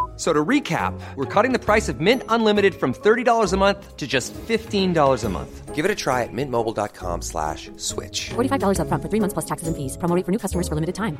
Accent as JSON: {"language": "German", "country": "Switzerland", "said": "ich bin enttäuscht als Schweizer"}